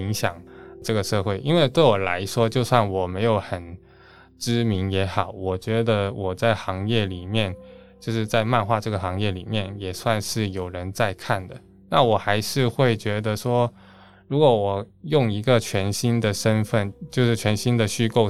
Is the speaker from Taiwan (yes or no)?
no; Hong Kong; 你好，我来自香港。毕竟真的是在香港出生，也是在香港住最久的。